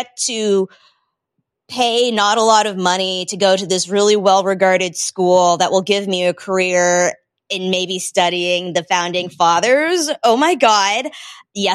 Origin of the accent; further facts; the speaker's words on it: Boston, Massachusetts, United States; I grew up in Boston